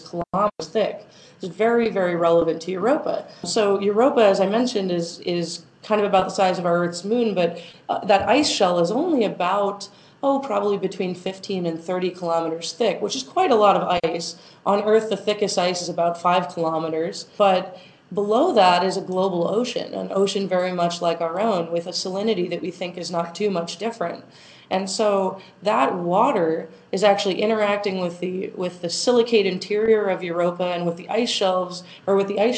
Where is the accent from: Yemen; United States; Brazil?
United States; Arizona; moved away; also born or lived in Texas; I'm from Arizona. So when I'm growing up, I walk outside and I see the desert